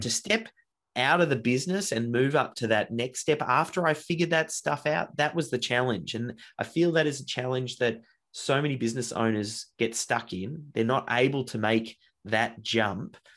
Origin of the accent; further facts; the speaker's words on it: Melbourne, Victoria, Australia; I grew up in Melbourne, Australia, and have been here pretty much from day dot.